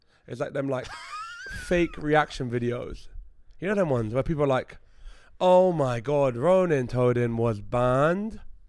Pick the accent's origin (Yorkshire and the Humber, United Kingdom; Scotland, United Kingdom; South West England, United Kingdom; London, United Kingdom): London, United Kingdom; because I'm from London.